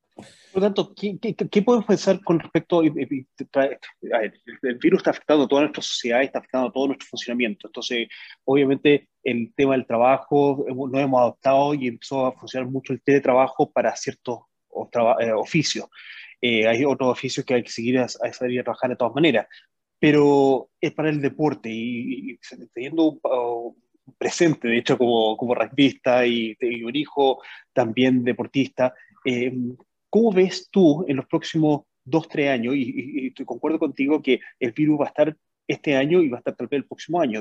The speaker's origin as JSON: {"language": "Spanish", "country": "Chile", "moved": "yes", "said": "nosotros como chilenos"}